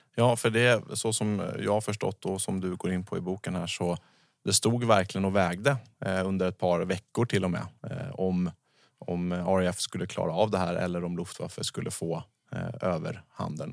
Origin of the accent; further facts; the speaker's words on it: Sweden; som svensk eh, fredsskadad person